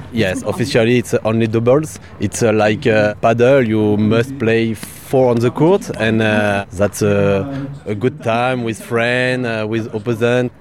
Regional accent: Bordeaux, Nouvelle-Aquitaine, France; English is a second language; I come from Bordeaux

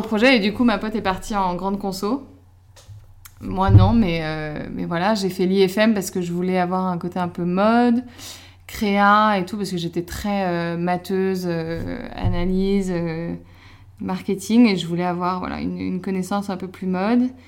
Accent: Paris, Île-de-France, France; je suis belge, en soi je suis née à Paris, mais je suis belge euh, et j'ai toujours vécu à Paris

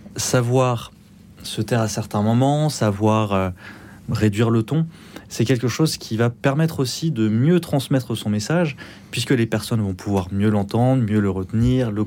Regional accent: Pyrenees, France; je viens aussi un peu des Pyrénées

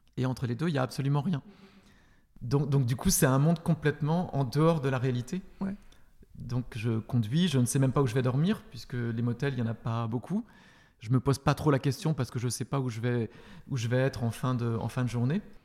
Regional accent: France; also born or lived in Paris / Berlin; je viens de France

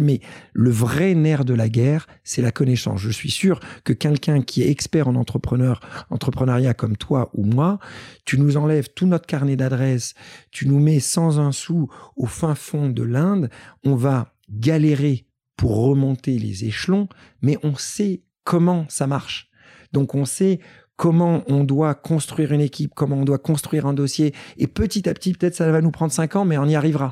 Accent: Paris, Île-de-France, France; je suis en tant que Parisien

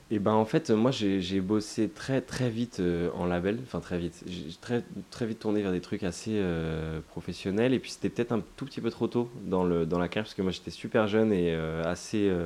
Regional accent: Toulouse, Occitania, France; je suis toulousain et on vit tous à Toulouse

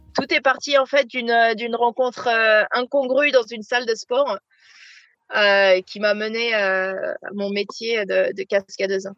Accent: La Rochelle, Nouvelle-Aquitaine, France; moved away as an adult; also born or lived in Ireland; suis originaire de La Rochelle, euh, sur la côte atlantique. où euh, j'ai passé toute mon enfance là-bas.

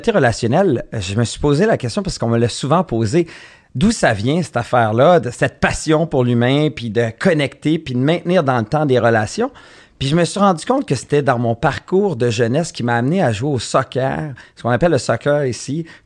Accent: Montreal, Quebec, Canada; Moi, j'ai grandi à Montréal

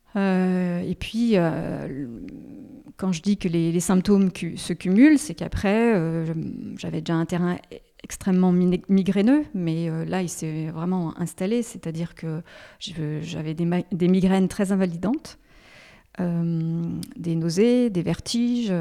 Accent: Haute-Savoie, Auvergne-Rhône-Alpes, France; moved away as an adult; now in Lyon, France; je suis originaire de la Haute-Savoie

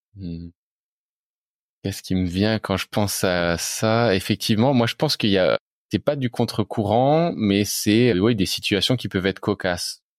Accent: Reims, Grand Est, France; j'ai l'impression d'avoir été imprégné depuis l'enfance hein, par mes parents qui, euh, alors c'était dans les années 90, cherchaient à construire une maison en bois dans la région où on était, en Champagne-Ardenne. On est de Reims.

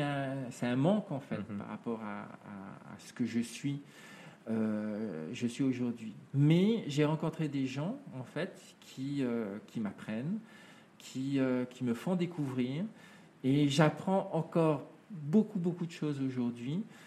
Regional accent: Papeete, French Polynesia; also born or lived in New Caledonia; quand je suis arrivé en, Polynésie, avec, avec ma maman

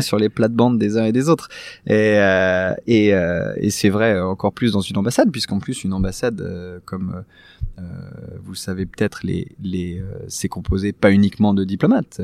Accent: France; nous, nous sommes français, nous sommes l'ambassade

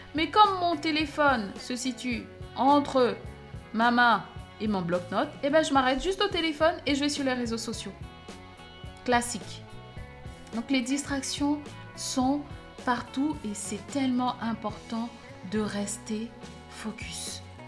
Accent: Cameroon; En grandissant au Cameroun, j'ai été au collège dans une école

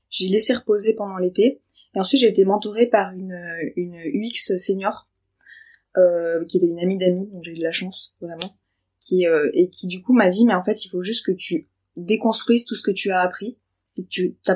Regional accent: Nice, Provence-Alpes-Côte d'Azur, France; accent: Niçois; Euh, ah, je vois, j'ai l'accent niçois, pardon.

